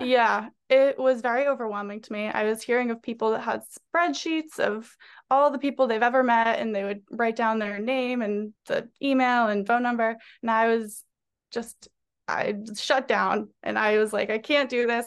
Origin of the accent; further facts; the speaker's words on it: North Andover, Massachusetts, United States; moved away as an adult; also born or lived in New York; I'm from Massachusetts, specifically North Andover, Massachusetts, so just thirty minutes north of Boston